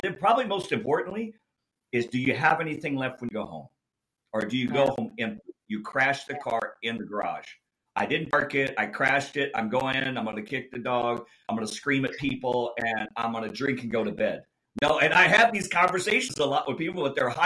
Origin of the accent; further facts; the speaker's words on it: Indianapolis, Indiana, United States; I grew up in Indianapolis by the Indianapolis Motor Speedway.